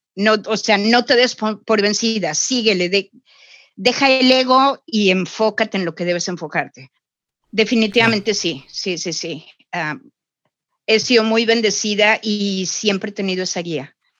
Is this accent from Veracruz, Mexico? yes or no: yes; Xalapa, Veracruz, Mexico; moved away as an adult; also born or lived in Mexico City / Vancouver, Canada; now in Toronto, Canada; Yo soy jalapeña, nacida y criada en Jalapa